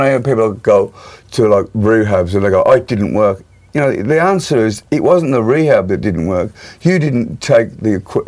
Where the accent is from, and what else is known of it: Birmingham, West Midlands, United Kingdom; born or raised there